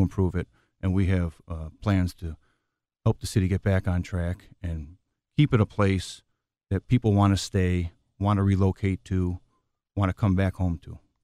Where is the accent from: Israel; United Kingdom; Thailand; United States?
United States; Chicago, Illinois; I was born and raised in Chicago